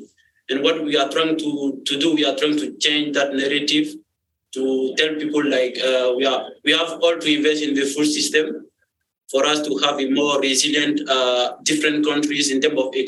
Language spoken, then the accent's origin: English; Côte d’Ivoire; also born or lived in Rwanda; from Ivory Coast.